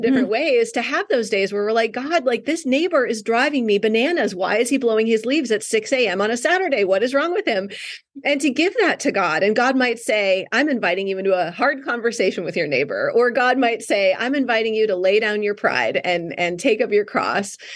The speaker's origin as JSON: {"language": "English", "region": "North Woods of Wisconsin", "country": "United States", "tie": "born or raised there", "moved": "as an adult", "lives_now": "Southern California, United States", "said": "I grew up in the North Woods of Wisconsin"}